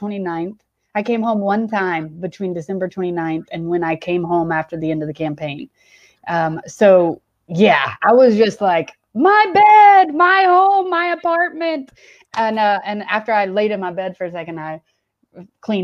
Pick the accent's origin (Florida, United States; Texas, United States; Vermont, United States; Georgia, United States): Georgia, United States; Atlanta; also born or lived in Charlotte; I actually grew up in the suburbs west of Atlanta and was here through high school